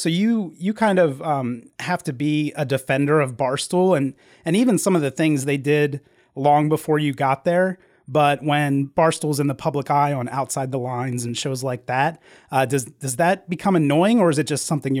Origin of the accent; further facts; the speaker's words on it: Delaware, United States; also born or lived in Pittsburgh, Pennsylvania; now in Texas, United States; I grew up in Delaware